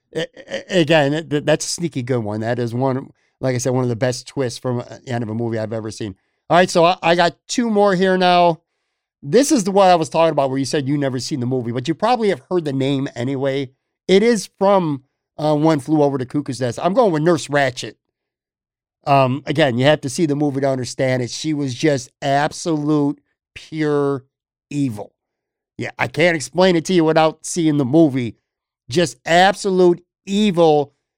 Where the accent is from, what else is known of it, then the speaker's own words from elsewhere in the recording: Buffalo, New York, United States; now in Florida, United States; I'm a West Side, North Buffalo guy, so I had Mister Pizza Lenovo, Bob and John's, and Casa, which was on Elmwood, now it's downtown, but I grew up with it on Elmwood